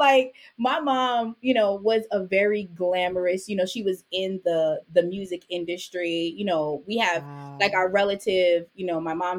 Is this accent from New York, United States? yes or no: yes; New York City, New York, United States; also born or lived in Jamaica; I was born in the Jamaican West Indies. I grew up in Brooklyn. I came to the States when I was 5